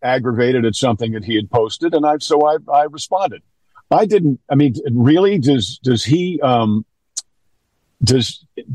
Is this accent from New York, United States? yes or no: yes; New York, United States; I'm from New York